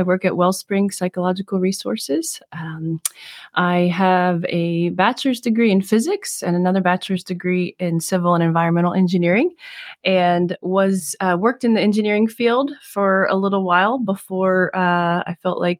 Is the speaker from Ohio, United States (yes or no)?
no; Maryland, United States